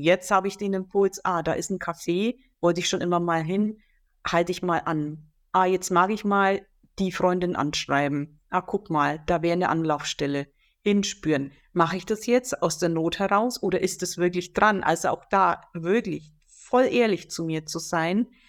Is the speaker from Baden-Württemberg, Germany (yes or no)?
no; Franconia, Bavaria, Germany; moved away; in die alte Heimat zurückgeführt worden zu sein, nach Franken, wo ich geboren bin